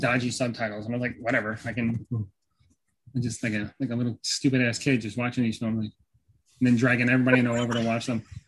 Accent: United States; I'm an American

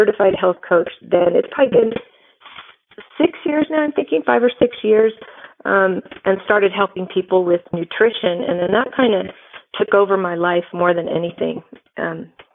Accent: California, United States; now in Utah, United States; I live in Utah. I'm from California, but I live here now

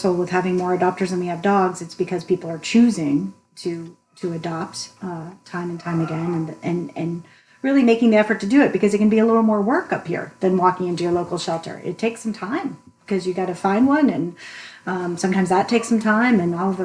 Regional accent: Texas, United States; moved away as an adult; now in New Hampshire, United States; I'm from Texas originally

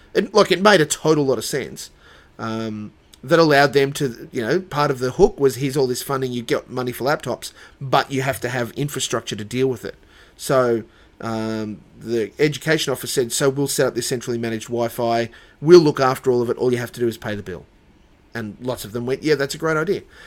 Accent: Dubbo, New South Wales, Australia; moved away; also born or lived in Sunshine Coast, Queensland; I grew up in Dubbo

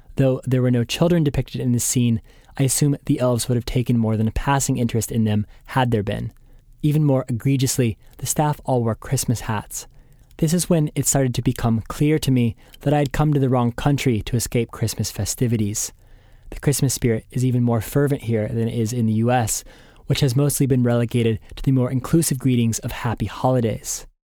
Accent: United States; Being an American

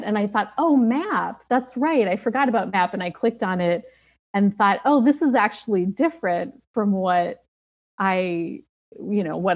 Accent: Minnesota, United States; moved away; although I don't live there now, I'm from Minnesota

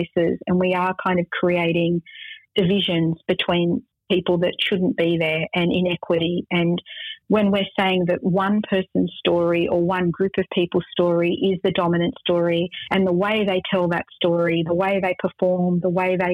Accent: Australia; I'm Arab Australian

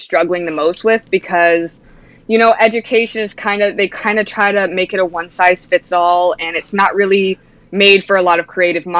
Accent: New England, United States; I grew up listening to Howie Carr because I grew up in New England

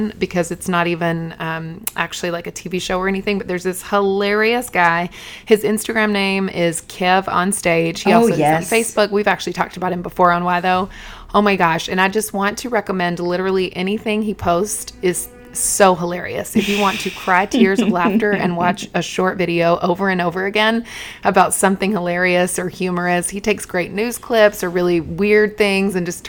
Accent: Eden, North Carolina, United States; moved away; We've never had a Starbucks in my hometown.

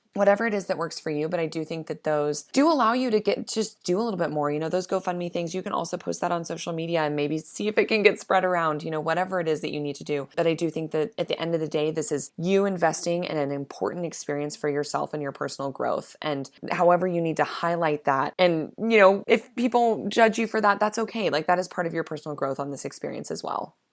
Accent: Midwest, United States; I'm from the Midwest

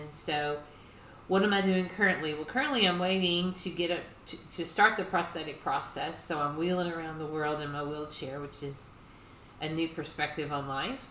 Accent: Louisville, Kentucky, United States; I was raised here in Louisville, Kentucky

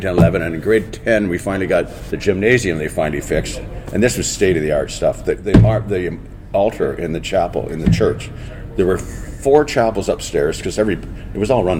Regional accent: Port Dover, Ontario, Canada; also born or lived in Dublin, Ireland; where we grew up in Port Dover, Ontario, on Lake Erie.

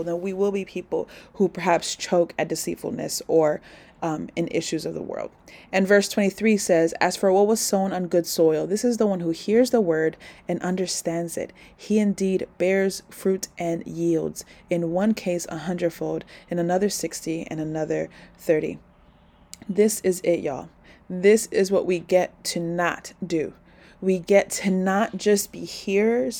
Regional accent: New York City, New York, United States; This is my hometown

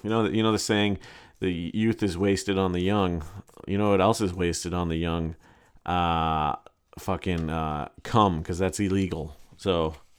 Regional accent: New York City, New York, United States; my right as a New Yorker

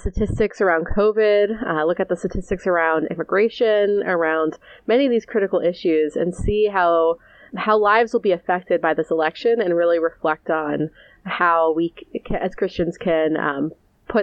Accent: Scranton, Pennsylvania, United States; I'm from Scranton too

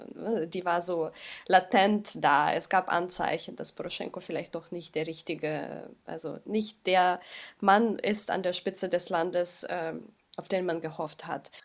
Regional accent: Kyiv, Ukraine; Ich komme aus, aus Kiew, aus der Hauptstadt

